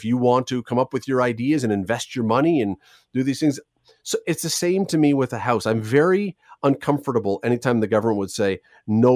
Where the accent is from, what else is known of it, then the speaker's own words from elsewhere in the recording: Toronto, Ontario, Canada; I grew up in Toronto